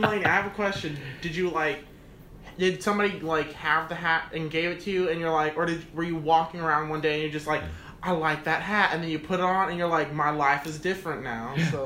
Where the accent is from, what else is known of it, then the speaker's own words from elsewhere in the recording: Galveston, Texas, United States; now in San Antonio, United States; I'm from Galveston